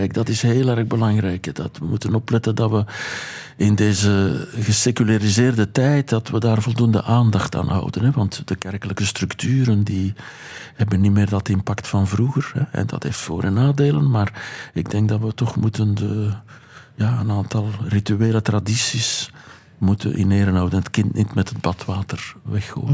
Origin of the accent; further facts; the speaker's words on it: Boom, Flanders, Belgium; Ik kom uit Boom, uit Ruppelstreek, een gedepriveerde streek